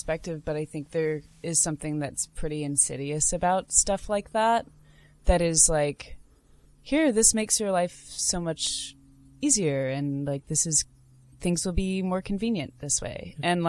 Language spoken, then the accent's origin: English; United States; as an American and as a woman